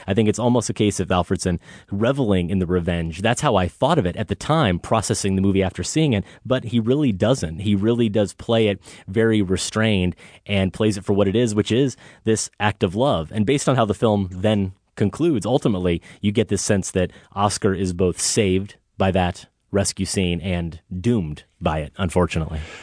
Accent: Iowa, United States; now in Chicago, United States; I'm from Iowa. I don't have a Chicago accent.

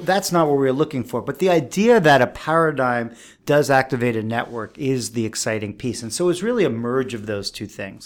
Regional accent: New York City, New York, United States; I grew up on the East Coast. I grew up in New York City

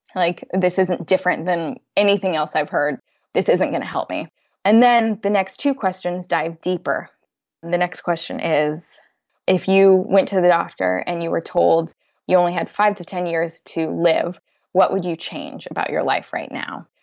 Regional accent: United States; moved away as an adult; now in London, United Kingdom; I'm an American expat living in London

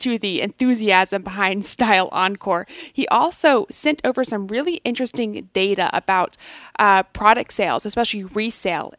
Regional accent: McKinney, Texas, United States; I grew up in McKinney, Texas

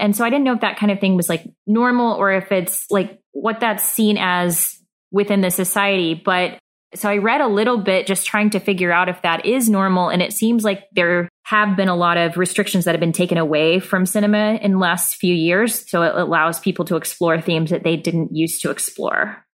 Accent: the Bible Belt, United States; I grew up in the Bible Belt

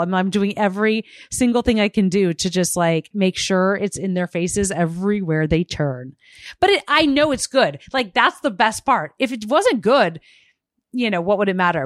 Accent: Arizona, United States; a young kid growing up in Arizona

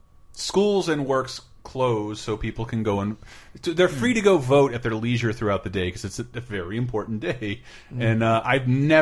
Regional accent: Tallahassee, Florida, United States; Growing up in Tallahassee

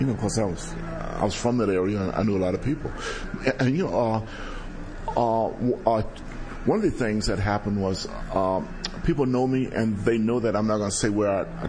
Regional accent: Los Angeles, California, United States; I was from South L.A., and I knew everybody

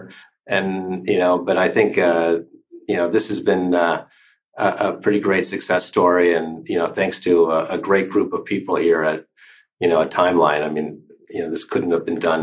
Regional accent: California, United States; now in Switzerland; I'm originally from California

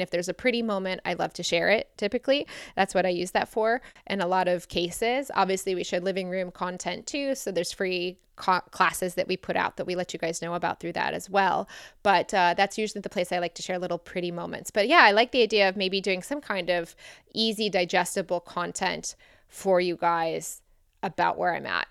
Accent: Michigan, United States; I grew up in Michigan and grew up in the Midwest.

